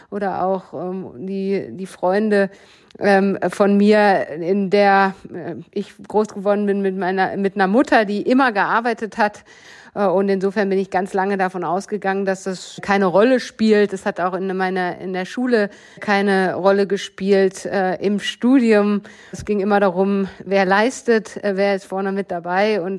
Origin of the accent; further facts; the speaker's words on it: Bochum, North Rhine-Westphalia, Germany; ich bin groß geworden im Ruhrgebiet äh, in Bochum und damit in einem Umfeld, was ähm, aus meiner Erinnerung sehr gemischt war.